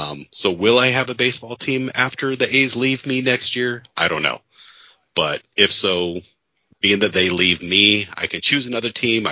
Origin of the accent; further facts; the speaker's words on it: Bay Area, California, United States; even though born and raised in the Bay Area.